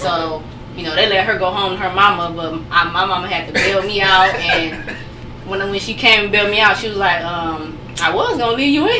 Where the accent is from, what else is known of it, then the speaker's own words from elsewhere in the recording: Taylor, Michigan, United States; also born or lived in Detroit, Michigan; I'm from Detroit, but I grew up in Taylor, actually. Mm-hmm. Been out there since I was 11.